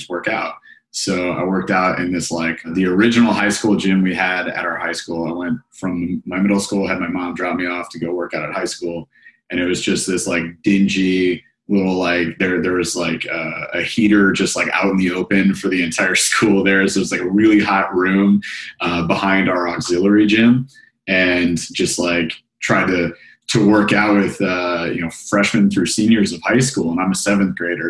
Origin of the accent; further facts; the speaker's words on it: Grand Rapids, Michigan, United States; I'm from Michigan, Grand Rapids specifically